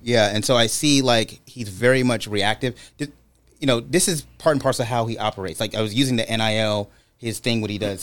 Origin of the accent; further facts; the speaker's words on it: Brooklyn, New York, United States; moved away; also born or lived in California; I grew up in Brooklyn, New York